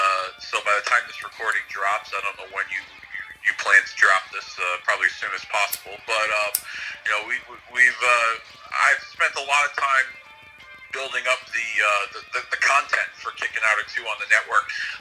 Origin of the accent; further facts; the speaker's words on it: Connecticut, United States; Even though I'm from Connecticut